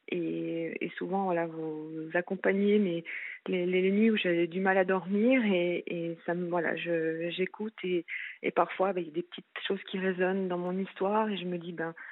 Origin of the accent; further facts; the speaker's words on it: France; now in Switzerland; non, non, non, je suis française et j'avais suivi euh, mon, mon ex-mari en fait. Euh, en Suisse